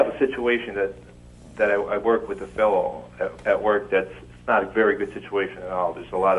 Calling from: Scranton, Pennsylvania, United States; I'm from the Scranton area.

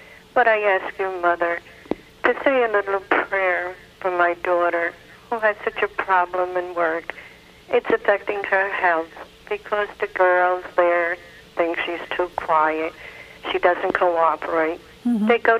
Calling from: New Jersey, United States; I'm calling from Jersey.

